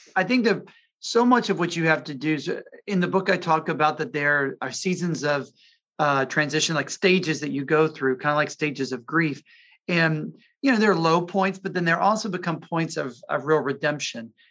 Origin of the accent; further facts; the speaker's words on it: Jackson, Mississippi, United States; My mom was head of an independent school in my hometown of Jackson, Mississippi.